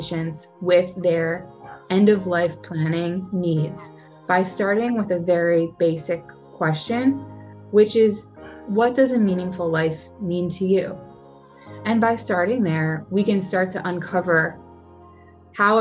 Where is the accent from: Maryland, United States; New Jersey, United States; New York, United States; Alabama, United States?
New Jersey, United States; Cherry Hill; I grew up in South Jersey, in Cherry Hill